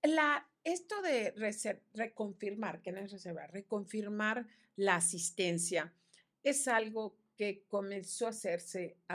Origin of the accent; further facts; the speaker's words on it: Yucatán, Mexico; ahora, tiempo y no solamente somos eh yucatecos los que vivimos en Yucatán.